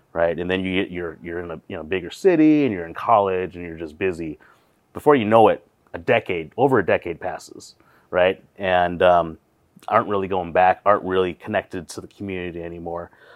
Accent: Wausau, Wisconsin, United States; now in Twin Cities, United States; growing up in Wassa

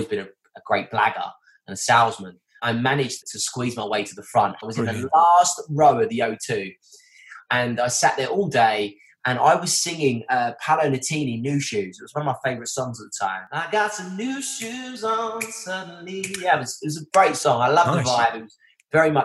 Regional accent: Essex, East of England, United Kingdom

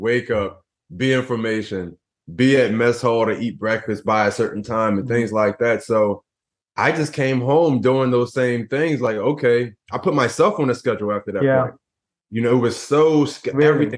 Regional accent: Philadelphia, Pennsylvania, United States; I grew up in Philadelphia and, you know, in the ghettos of Philadelphia

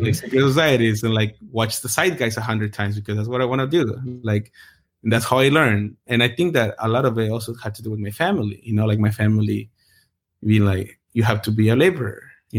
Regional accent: Anaheim, California, United States; Because I grew up in the hood. Like, I grew up in Orange County, and it's pretty rough. In a part where I lived in Anaheim, it was gang infested

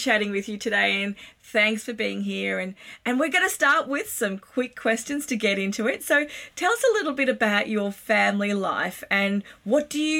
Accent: Sri Lanka; I grew up in Sri Lanka. I do remember this.

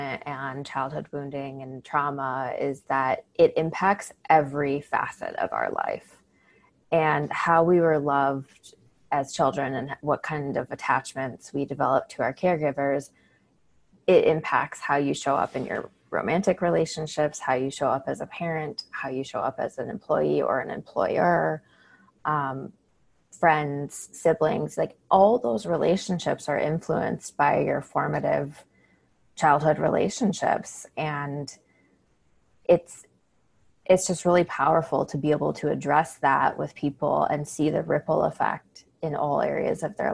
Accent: Chicago, Illinois, United States; moved away; I grew up outside of Chicago, the northern suburbs.

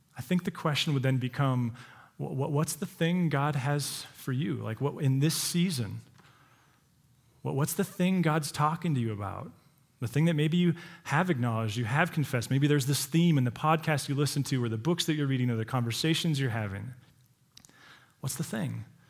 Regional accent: Montana, United States; those of us who've born and raised in Montana

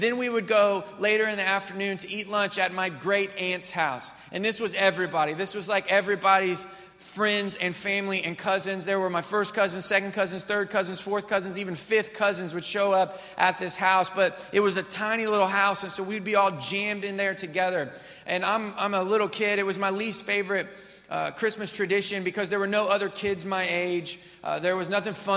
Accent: Missouri, United States; I grew up in Missouri.

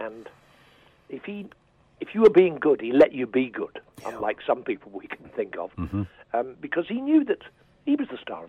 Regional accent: Liverpool, North West England, United Kingdom; moved away as an adult; since I was 17 when I went into the civil service in Liverpool, my hometown, and then went to drama school at 20.

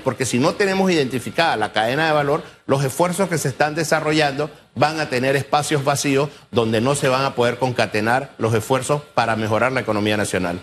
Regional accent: Panama; nosotros debemos todos como panameños

